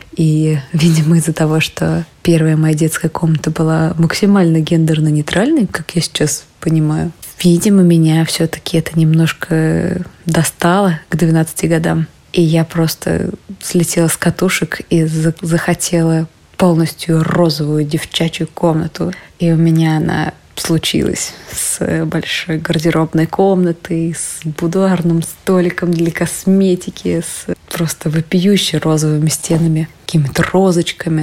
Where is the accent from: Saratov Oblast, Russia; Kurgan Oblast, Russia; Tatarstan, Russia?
Tatarstan, Russia; Kazan; moved away as an adult; now in Moscow, Russia; когда я впервые вернулась из Москвы в Казань